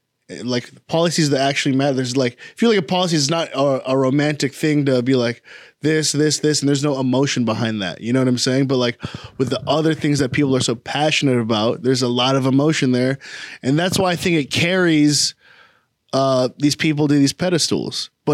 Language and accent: English; United States; Like, that's why, like I said, for us as American people, our standards are so fucking low.